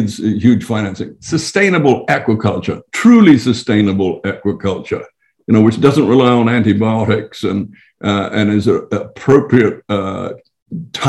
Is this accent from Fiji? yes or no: yes; Fiji; I come from Fiji